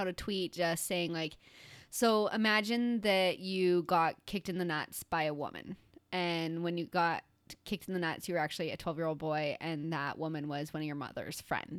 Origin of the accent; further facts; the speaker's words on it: Chicago, Illinois, United States; I'm from Chicago.